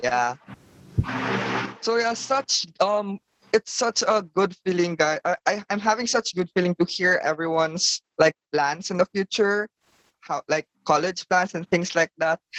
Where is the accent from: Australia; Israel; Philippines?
Philippines; as a filipino